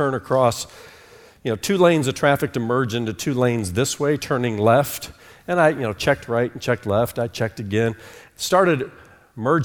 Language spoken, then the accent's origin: English; Fort Wayne, Indiana, United States; born or raised there; moved away as an adult; also born or lived in New York City / Charlotte, North Carolina